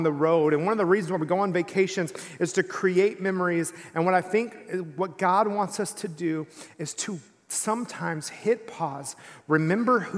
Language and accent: English; East Texas, United States; I grew up in East Texas